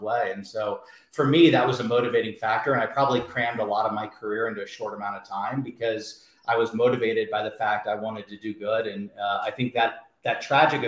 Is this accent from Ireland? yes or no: no; Indianapolis, Indiana, United States; moved away; also born or lived in Alabama; I grew up in a town called Indianapolis, Indiana